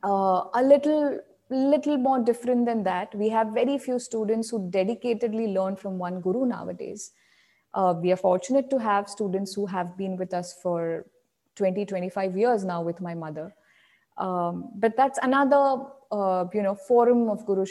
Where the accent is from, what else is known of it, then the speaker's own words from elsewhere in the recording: Akola, Maharashtra, India; So my hometown is Akola